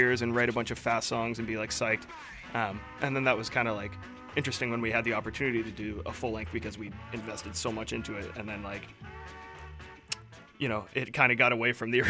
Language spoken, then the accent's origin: English; Edmonton, Alberta, Canada; moved away as an adult; now in Vancouver, Canada; I grew up in Edmonton